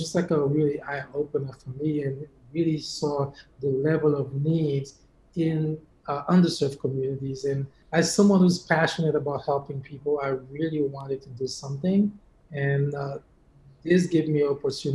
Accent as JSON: {"language": "English", "country": "Haiti", "tie": "born or raised there", "moved": "yes", "lives_now": "United States", "said": "growing up in Haiti, I've never been to the dentist until I came to the US"}